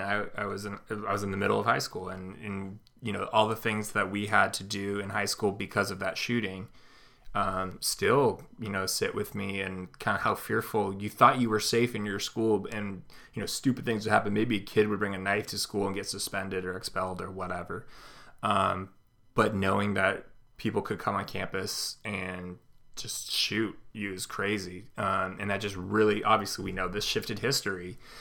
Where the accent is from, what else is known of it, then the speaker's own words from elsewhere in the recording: California, United States; now in Midwest, United States; where I grew up in California